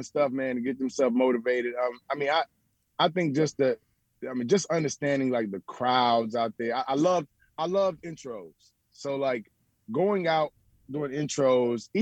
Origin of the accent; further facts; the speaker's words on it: Memphis, Tennessee, United States; I'm from Memphis, and Memphis is a little bit urban.